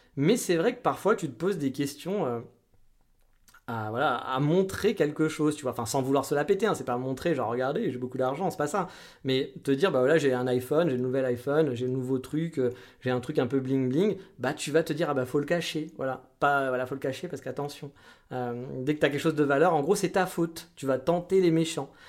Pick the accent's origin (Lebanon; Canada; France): France; en tant que Français